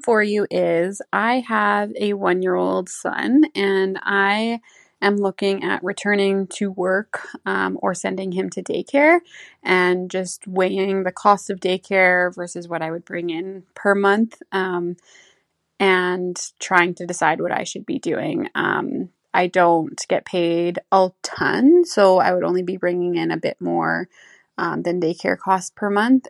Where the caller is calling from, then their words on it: Saskatoon, Saskatchewan, Canada; I'm calling in from Saskatoon